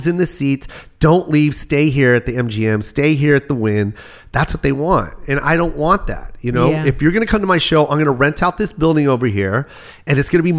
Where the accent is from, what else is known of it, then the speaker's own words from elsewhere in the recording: Las Vegas, Nevada, United States; I'm from Vegas